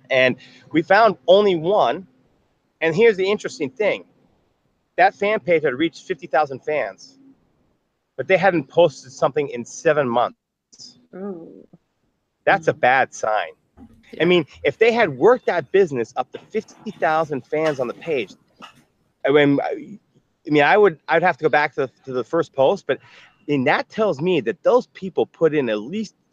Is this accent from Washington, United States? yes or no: no; New York, United States; you know I'm from New York. I grew. I, I, live in New York.